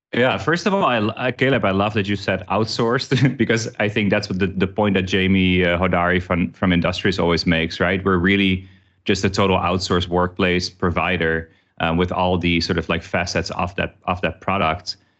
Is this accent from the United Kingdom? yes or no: no; Amsterdam, North Holland, Netherlands; moved away as an adult; also born or lived in New York / Chicago / Singapore; now in Vietnam; I worked, uh, with them in Amsterdam, which is where I'm originally from